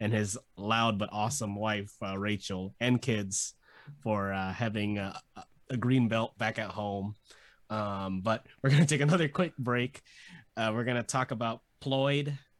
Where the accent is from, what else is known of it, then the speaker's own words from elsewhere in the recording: Philippines; I'm Filipino